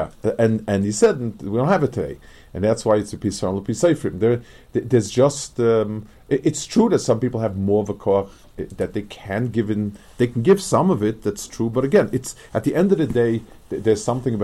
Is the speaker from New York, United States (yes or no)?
yes; New York City, New York, United States; moved away; I grew up on the Lower East Side